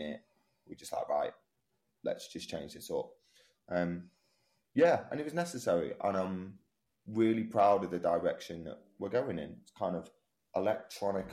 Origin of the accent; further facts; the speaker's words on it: Manchester, North West England, United Kingdom; I'm from Manchester